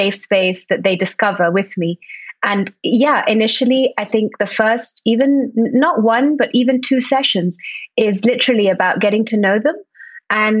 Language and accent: English; Spain; also born or lived in Barcelona; Born and brought up in Spain. I live in Barcelona, though. I have been for the last 20 years